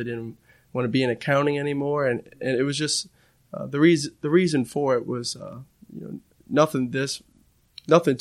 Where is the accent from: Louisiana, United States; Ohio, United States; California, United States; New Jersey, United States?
Louisiana, United States; Metairie; born and raised in Metairie, Louisiana, right outside New Orleans.